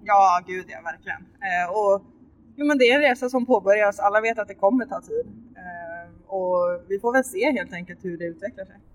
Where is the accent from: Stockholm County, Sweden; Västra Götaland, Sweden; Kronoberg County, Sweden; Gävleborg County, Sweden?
Kronoberg County, Sweden; Växjö; also born or lived in Östersund; jag var från Växjö.